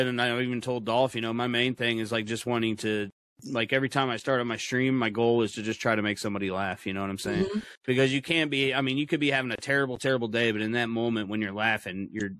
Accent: Kansas City, United States; Yeah, I'm from the Midwest. Yeah, I'm from Kansas City. We used to go down to the lake by me

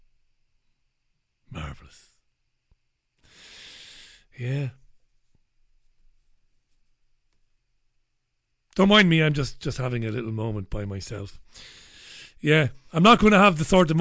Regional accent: Waterford, Munster, Ireland; moved away as an adult; I come from Waterford City. I've not lived in Waterford for 20 years, but I come from Waterford

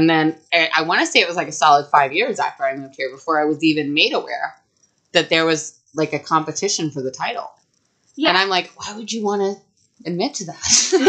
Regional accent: Texas, United States; now in Pensacola, United States; I'm from Texas.

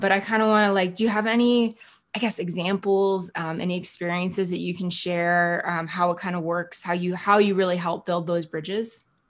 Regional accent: central New Jersey, United States; moved away; I'm from New Jersey originally

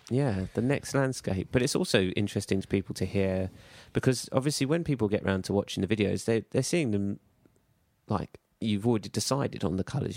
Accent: United Kingdom; we're British

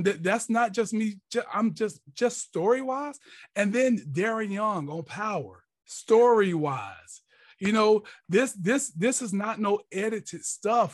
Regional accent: Jacksonville, Florida, United States; growing up in Jacksonville, Florida, Duval County

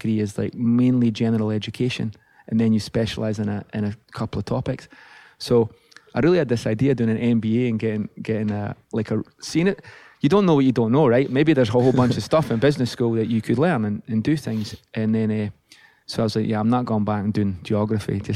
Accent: Livingston, Scotland, United Kingdom; now in California, United States; growing up in Livingston, Scotland

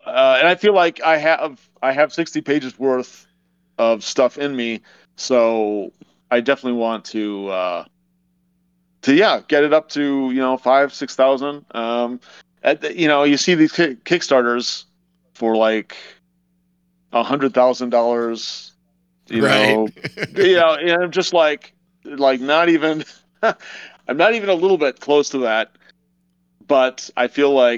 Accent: Madison, Wisconsin, United States; my hometown of Madison, Wisconsin

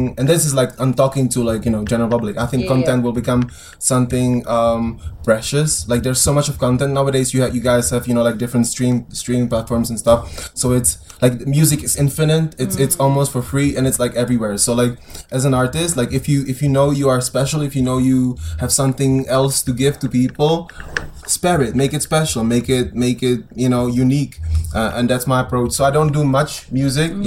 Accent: Prague, Czechia; Like I'm from Prague. I live in Prague

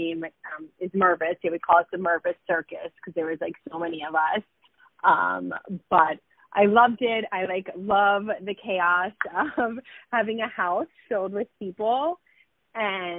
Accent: Miami, Florida, United States; So I grew up in Miami, Florida. I was, you know, a native Miami girl

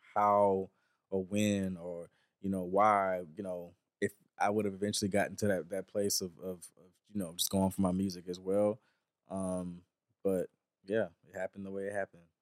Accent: the South, United States; a young black Southern country boy growing up in the South

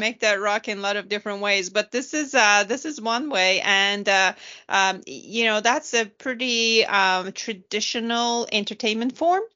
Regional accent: Turkey; moved away; I was growing up in Turkey

